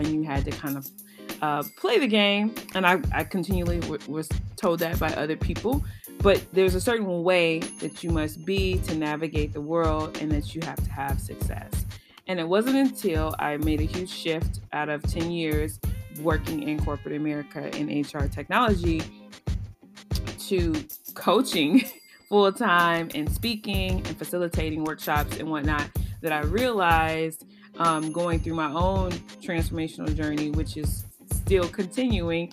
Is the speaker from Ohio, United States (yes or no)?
no; Chicago, Illinois, United States; also born or lived in Champaign-Urbana, Illinois; I come from the South Side of Chicago. I was born here, raised predominantly here